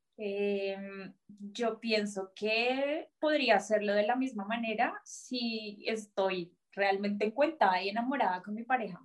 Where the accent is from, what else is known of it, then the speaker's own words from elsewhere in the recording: Colombia; moved away as an adult; now in Germany; soy colombiana, pero vivo en Alemania hace dos años y medio.